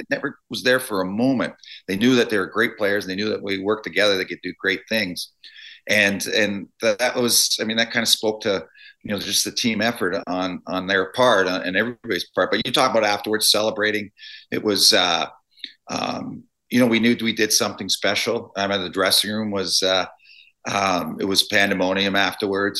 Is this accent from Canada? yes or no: yes; Toronto, Ontario, Canada; I grew up in Toronto